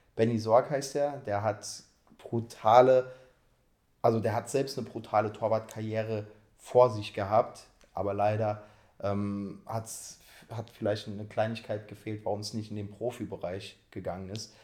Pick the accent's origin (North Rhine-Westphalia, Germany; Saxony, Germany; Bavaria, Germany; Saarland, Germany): Saarland, Germany; Saarpfalz; bei meinem Heimatverein, JSG Saarpfalz heißt der Verein, das ist eine Spielgemeinschaft von drei Dörfern, da wo ich herkomme